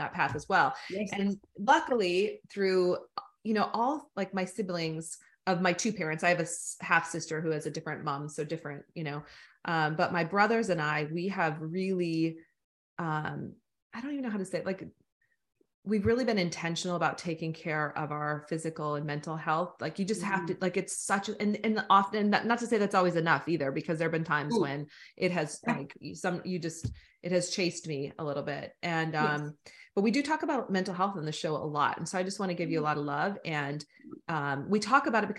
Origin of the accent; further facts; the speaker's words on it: United States; accent: American; I have an American accent